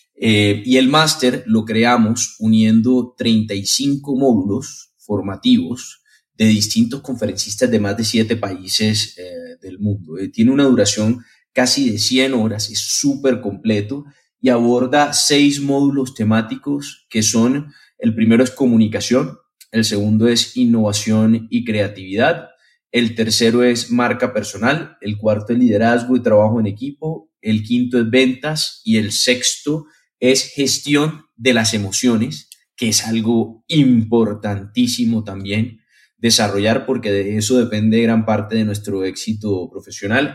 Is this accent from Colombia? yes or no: yes; Colombia; moved away; also born or lived in Spain / Lebanon (ancestry); nací en Colombia, viví mucho tiempo en, en España